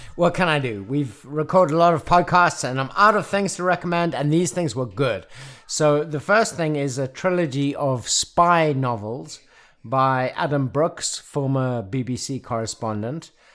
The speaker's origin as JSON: {"language": "English", "country": "South Africa", "moved": "yes", "lives_now": "Nashville, United States", "said": "as a South African"}